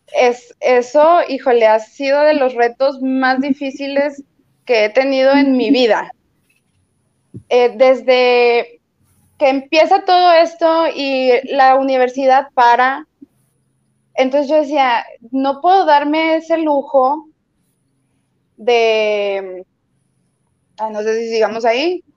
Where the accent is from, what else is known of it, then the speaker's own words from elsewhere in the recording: Torreón, Coahuila, Mexico; now in Monterrey, Mexico; yo no soy de aquí de Monterrey, yo soy de Torreón